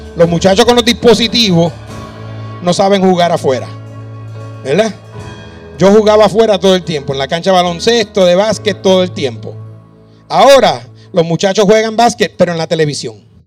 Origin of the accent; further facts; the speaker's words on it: Puerto Rico; moved away as an adult; also born or lived in Virginia, United States; now in Dominican Republic; Me, fui de Puerto Rico eh, y terminé en Virginia.